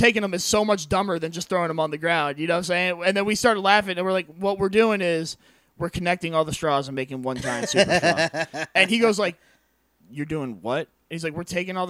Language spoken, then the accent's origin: English; Netherlands; now in United States; I'm from the Netherlands